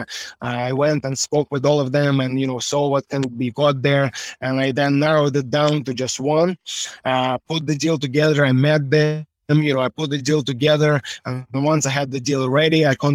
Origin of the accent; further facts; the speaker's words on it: Russia; now in Ireland; Born in Russia, forged in Ireland